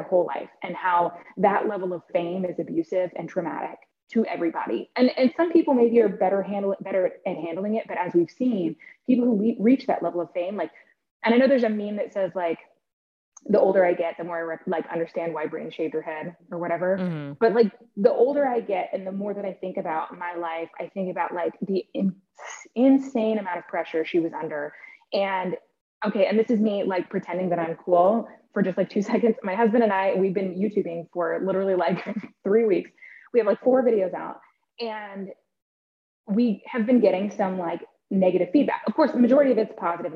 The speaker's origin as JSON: {"language": "English", "region": "Oregon", "country": "United States", "tie": "born or raised there", "said": "I grew up in Oregon, a little bit more hippie"}